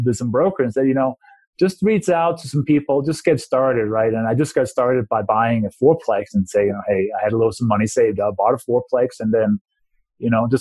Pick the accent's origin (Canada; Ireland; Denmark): Denmark; English is a second language; moved away as an adult; also born or lived in London, England / Maryland / New Mexico; now in Colorado, United States; I was born and raised in Denmark and moved to the U.S.